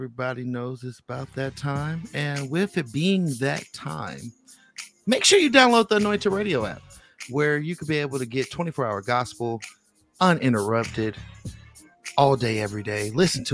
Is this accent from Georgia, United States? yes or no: no; Bay Area, California, United States; now in Las Vegas, United States; I always talk about my soil. You know, I love Las Vegas, but I was born in the Bay Area